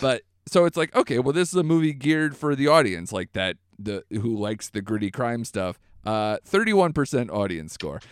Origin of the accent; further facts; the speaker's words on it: United States; an American